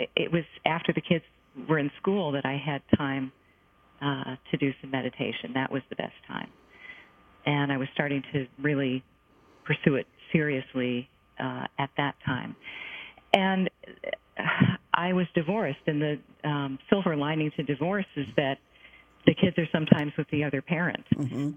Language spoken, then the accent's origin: English; United States; I'm an American Jewish person